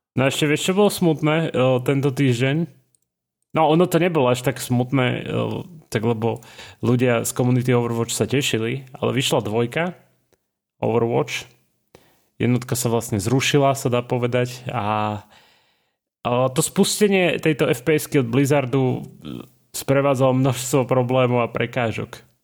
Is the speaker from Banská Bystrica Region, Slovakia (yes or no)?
yes; Banská Bystrica, Banská Bystrica Region, Slovakia; moved away; som z Bystrice